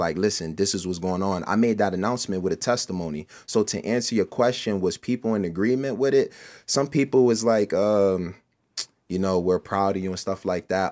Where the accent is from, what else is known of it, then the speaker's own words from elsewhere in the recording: Camden, New Jersey, United States; I am from Camden, New Jersey